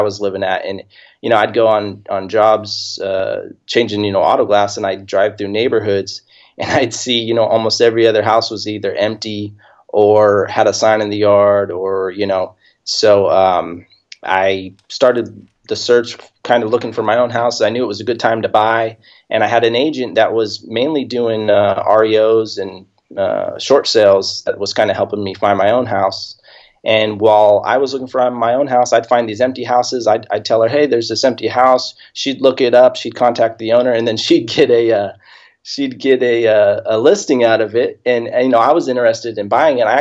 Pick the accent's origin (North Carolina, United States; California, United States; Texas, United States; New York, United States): California, United States; Hemet; now in Temecula, United States; I was born and raised here in Southern California. Grew up, I live in Temecula right now, but I grew up in a town about 20 minutes from here called Hemet, small little town